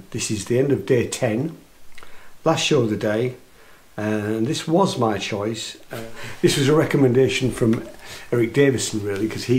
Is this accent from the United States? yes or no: no; Yorkshire and the Humber, United Kingdom; being a Yorkshireman.